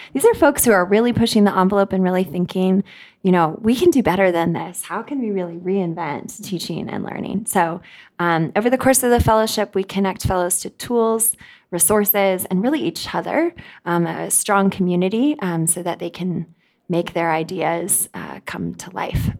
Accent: United States; moved away as an adult; also born or lived in South Africa; now in Kenya; I was born and raised in the United States

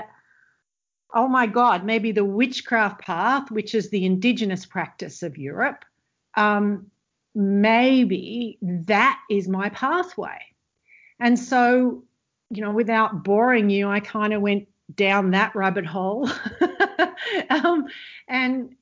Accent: Australia; I come from Australia, which at the time, you know, is very sort of white bread, Christian

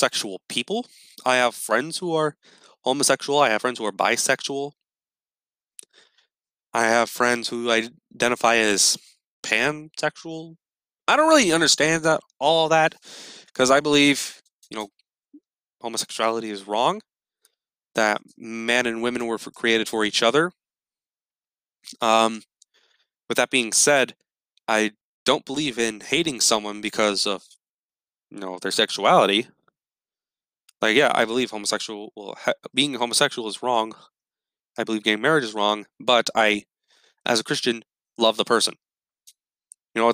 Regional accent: United States; me being an American Catholic

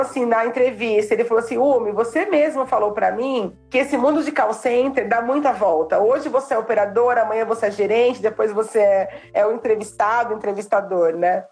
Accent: São Paulo, Brazil; sou de São Paulo

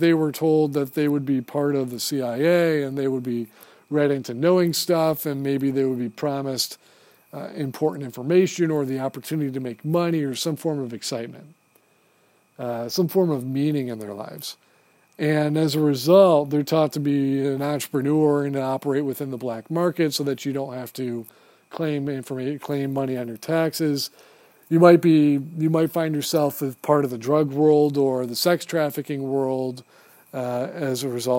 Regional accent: United States; As an American Marine, as an officer in the Marine Corps

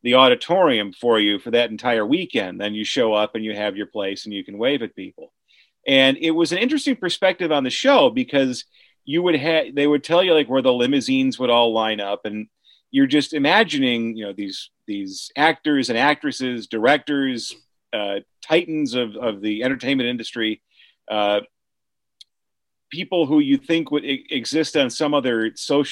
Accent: Chicago, Illinois, United States; I grew up in Chicago, and you know, native of the southwest side of the city

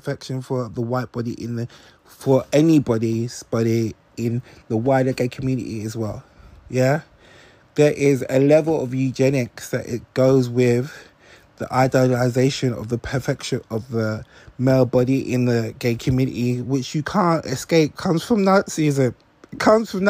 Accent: London, United Kingdom; I'm from South East London. I grew up in a time when people used to put NF on the walls of the estate I used to live

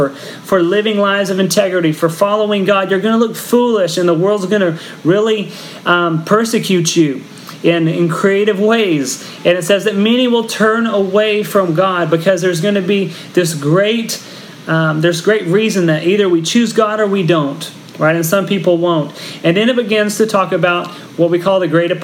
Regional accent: Texas, United States; now in Philippines; I'm from Texas, and so I grew up in the middle of wheat country

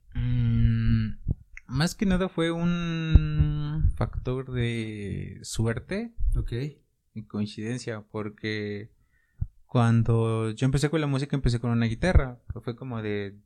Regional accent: Cholula, Puebla, Mexico; soy de aquí de Puebla, más, bueno, de Chulula

